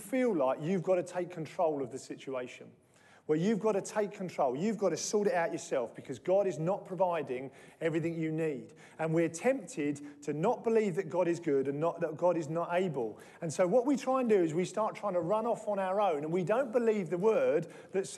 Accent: United Kingdom; we're British

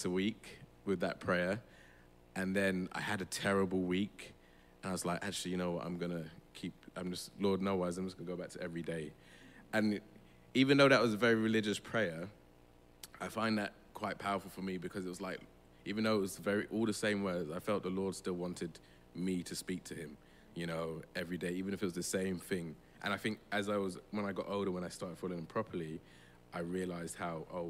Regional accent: London, United Kingdom; I'm from London. I was born and bred here. Lambeth as well, Vauxhall.

